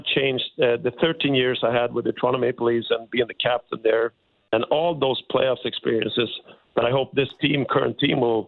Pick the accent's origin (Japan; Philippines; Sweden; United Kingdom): Sweden; moved away as an adult; also born or lived in Canada; I'm born and raised in Sweden